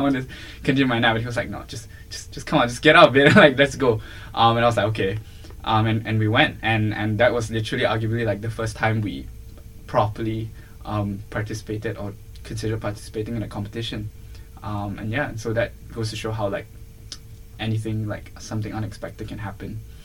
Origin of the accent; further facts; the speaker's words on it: Malaysia; moved away as an adult; also born or lived in Singapore; I'm originally from Malaysia.